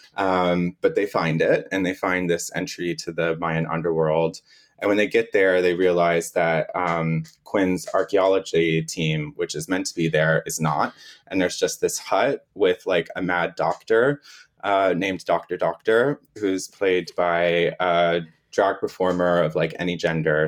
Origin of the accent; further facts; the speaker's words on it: Florida, United States; moved away; I'm originally from Florida, so I was living in Florida